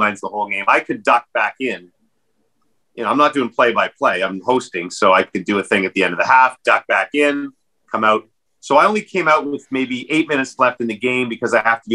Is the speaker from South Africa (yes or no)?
no; Ottawa, Ontario, Canada; moved away; also born or lived in British Columbia; I grew up in Ottawa, and I feel like Ottawa is the coldest capital in the world, that I was a tough kid